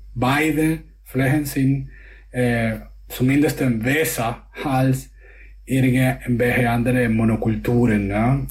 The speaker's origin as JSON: {"language": "German", "country": "Venezuela", "second_language": "German", "moved": "yes", "lives_now": "Germany", "said": "ich komme aus Venezuela"}